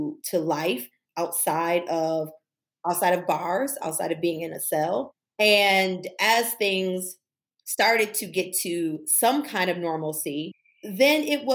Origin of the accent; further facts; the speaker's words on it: Buffalo, New York, United States; I'm from Buffalo, New York, from Cold Spring, from the East Side